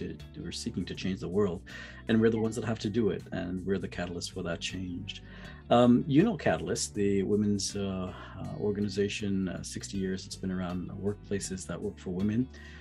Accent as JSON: {"language": "English", "town": "Toronto", "region": "Ontario", "country": "Canada", "tie": "born or raised there", "said": "growing up in Toronto, having friends in Vancouver and Montreal and, you know, across different parts of the country."}